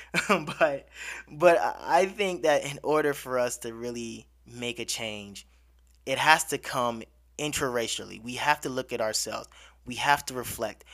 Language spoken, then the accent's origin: English; United States; I'm growing up in America